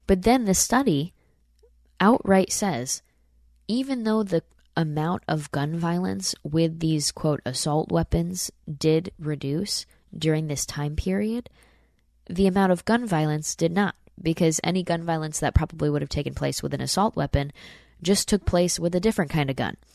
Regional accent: Saratoga Springs, New York, United States; moved away; my hometown in Saratoga, New York.

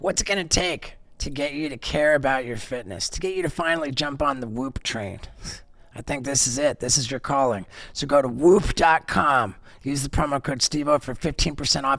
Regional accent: London, United Kingdom; moved away as an adult; also born or lived in Miami; I grew up in England, I did. For at least more in England than anywhere else

